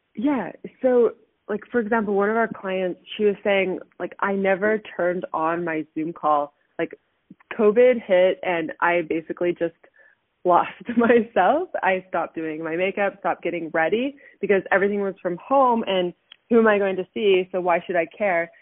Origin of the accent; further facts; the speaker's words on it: Canada; moved away as an adult; also born or lived in Southern California, United States; now in Germany; I moved back to Canada. I graduated from high school